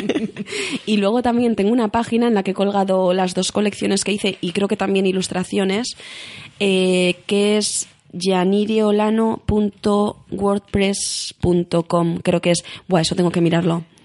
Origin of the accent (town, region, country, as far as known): Basque Country, Spain